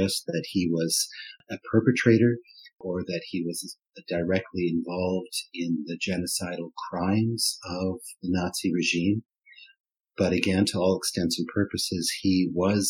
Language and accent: English; Canada; first language German; English is a second language; moved away; also born or lived in Germany / Switzerland; I was born in North America in 1965, and I grew up in Canada